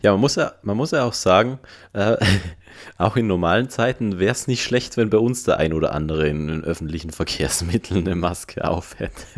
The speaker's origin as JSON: {"language": "German", "town": "Innsbruck", "region": "Tyrol", "country": "Austria", "said": "bei uns in Innsbruck"}